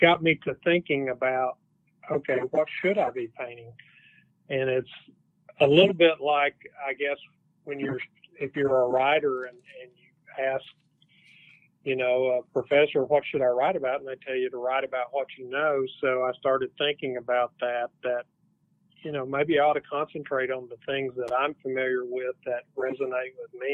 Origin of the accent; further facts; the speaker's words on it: Fort Smith, Arkansas, United States; here in my hometown